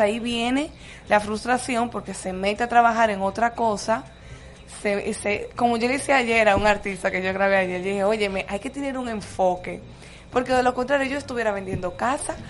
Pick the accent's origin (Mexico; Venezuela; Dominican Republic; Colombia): Dominican Republic; San Pedro de Macorís; moved away as an adult; also born or lived in Madrid; now in Santo Domingo, Dominican Republic; Yo soy Petro Macorizana, mm. serie 23. Llegué a Santo Domingo hace exactamente 16 años.